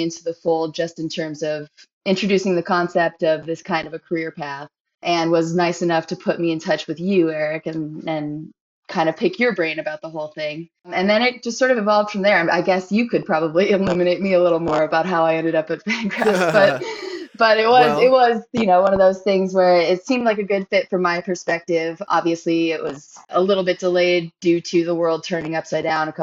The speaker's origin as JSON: {"language": "English", "area": "Bay Area", "region": "California", "country": "United States", "tie": "born or raised there", "also_born_or_lived": "Chicago", "moved": "as an adult", "said": "I grew up in the Bay Area here and then lived in Chicago for 11 years that ended at the end of last year"}